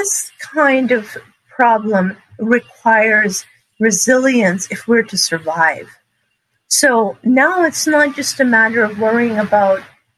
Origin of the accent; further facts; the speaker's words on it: Montreal, Quebec, Canada; moved away; also born or lived in San Bernardino County, California; I grew up in Montreal, Canada, and surrounded by forests.